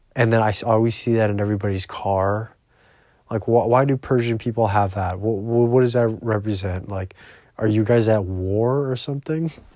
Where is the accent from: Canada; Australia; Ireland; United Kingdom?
Canada; I'm Canadian.